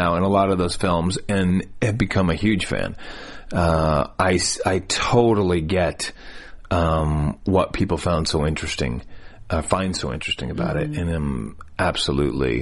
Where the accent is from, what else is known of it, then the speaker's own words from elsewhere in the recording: Michigan, United States; moved away as an adult; also born or lived in New York; now in Los Angeles, United States; I'm from Michigan